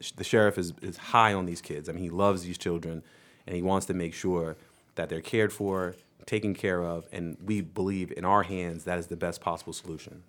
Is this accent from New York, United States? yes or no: yes; New York, United States; moved away; my home state